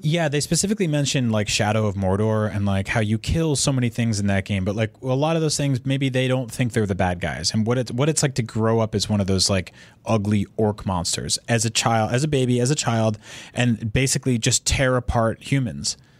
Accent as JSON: {"language": "English", "country": "United States", "tie": "born or raised there", "said": "I grew up in America"}